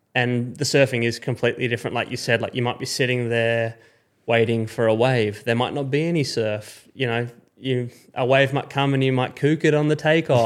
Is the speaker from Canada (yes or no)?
no; Perth, Western Australia, Australia; as an Aussie growing up